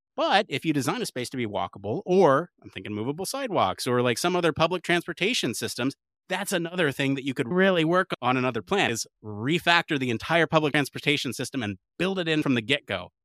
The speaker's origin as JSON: {"language": "English", "country": "United States", "said": "the American in the room"}